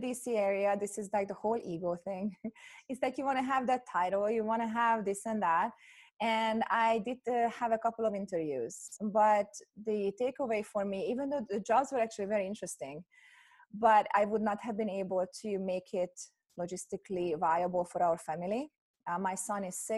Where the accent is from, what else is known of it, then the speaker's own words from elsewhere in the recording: Hungary; moved away as an adult; now in United States; I'm originally from Hungary. I was born in Hungary. And when I finished my undergrad, I got a scholarship to come to the US